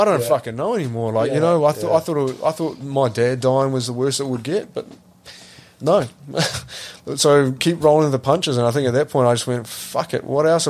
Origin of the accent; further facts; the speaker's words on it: New Zealand; It's really hard as a Kiwi male to talk about it.